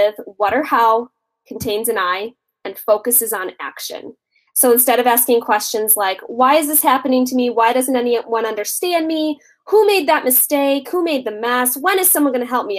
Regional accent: Minneapolis, Minnesota, United States; I hail from Minneapolis, Minnesota

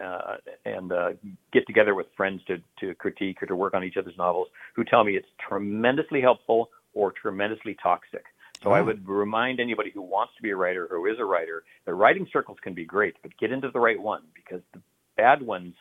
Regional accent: United States; also born or lived in Idaho / Oregon; I'm an American. I'm from, you know, Idaho and Oregon

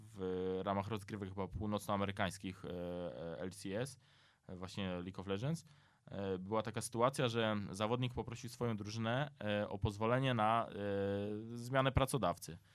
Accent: near Dębica, Subcarpathian Voivodeship, Poland; ja jestem z e, pod Dębicy, dokładnie ze Starszęcina

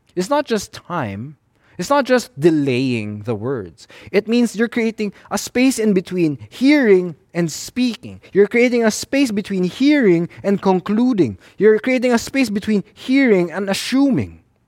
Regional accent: Philippines; in the Filipino-Chinese culture, we tend to veer towards the avoidance of conflict and confrontation

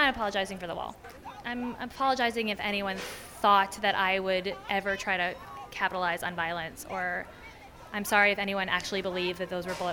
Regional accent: Toronto, Ontario, Canada; moved away as an adult; also born or lived in Crown Heights, Brooklyn, New York; now in New York, United States; I'm from Toronto, and I own a restaurant, Summerhill

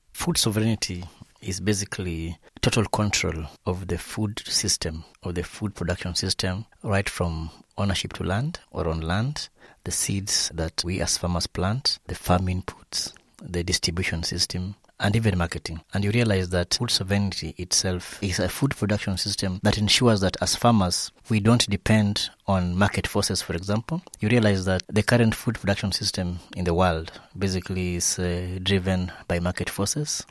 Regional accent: Western Kenya, Migori County, Kenya; I'm a small scale farmer from Western Kenya, that is, uh, in Migori County, Southwest Kenya

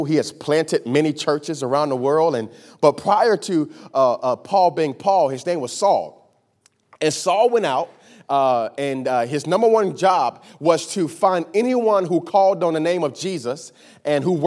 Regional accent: Miami, Florida, United States; I'm from Miami, Florida. I was born and raised in Miami, Florida

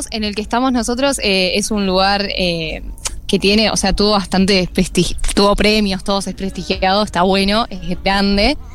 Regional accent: Lomas de Zamora, Buenos Aires Province, Argentina; Yo soy de Buenos Aires, de zona sur, de Lomas de Zamora.

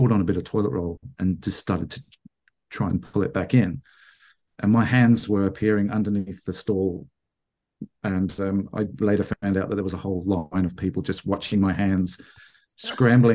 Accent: England, United Kingdom; now in Bendigo, Australia; I grew up in England

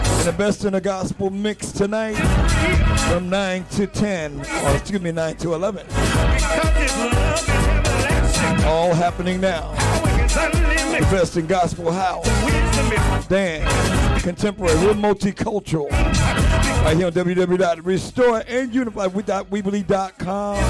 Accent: New York City, New York, United States; My hometown, New York City

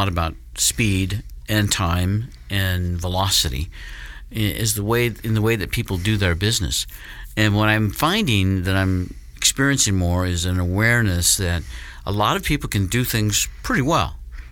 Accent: Denver, Colorado, United States; I was born in Denver and in Colorado, but Denver is my team

